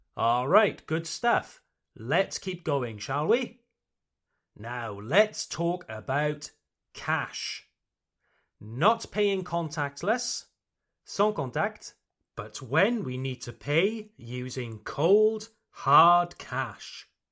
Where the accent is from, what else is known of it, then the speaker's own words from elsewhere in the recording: United Kingdom; I come from the United Kingdom, Le Royaume-Uni, the United Kingdom.